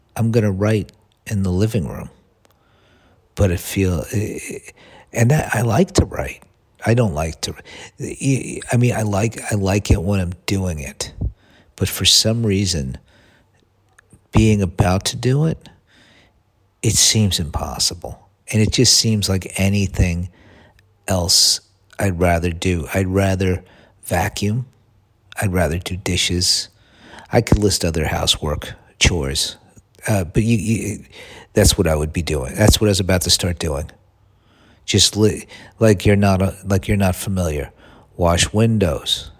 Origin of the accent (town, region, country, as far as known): United States; moved away; also born or lived in Los Angeles